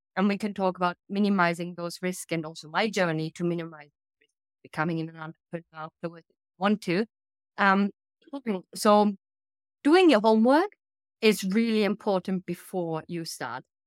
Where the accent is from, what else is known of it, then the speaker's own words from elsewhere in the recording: Germany; also born or lived in United Kingdom / Sweden; now in Italy; I'm based in Italy now, but I'm originally from Germany